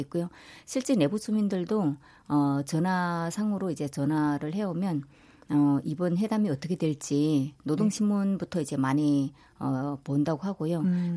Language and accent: Korean; North Korea; moved away as an adult; now in South Korea; 저는 2009년 북한을 떠났고요.